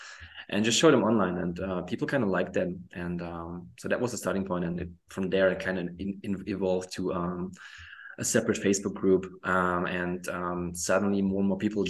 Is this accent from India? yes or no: no; Germany; also born or lived in Poland; I was born in Poland, but I moved to Germany when I was 4 years old